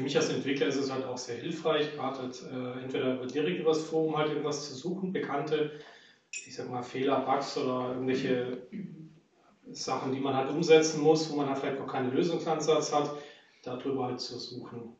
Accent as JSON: {"language": "German", "town": "Rosenheim", "region": "Bavaria", "country": "Germany", "said": "Ich komme zum Beispiel aus Rosenheim, also aus der Ecke von Rosenheim"}